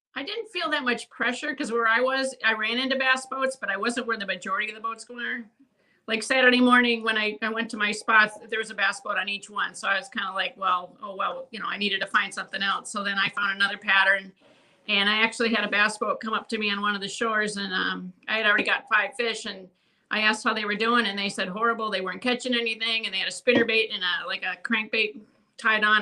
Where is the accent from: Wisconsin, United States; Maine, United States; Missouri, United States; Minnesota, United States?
Minnesota, United States; I grew up in Minnesota